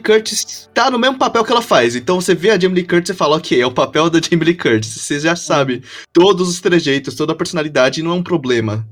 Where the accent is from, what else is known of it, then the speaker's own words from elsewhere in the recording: Brazil; eu nasci no Brasil